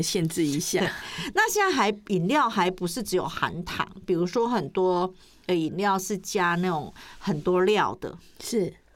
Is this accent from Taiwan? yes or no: yes; Taiwan